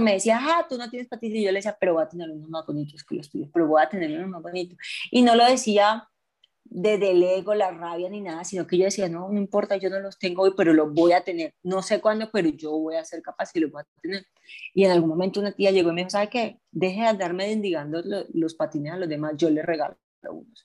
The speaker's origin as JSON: {"language": "Spanish", "town": "Barranquilla", "region": "Atlántico", "country": "Colombia", "moved": "as an adult", "lives_now": "Medellín, Colombia", "said": "soy de Barranquilla, pero vivo hace más o menos 8 o 9 años en Medellín."}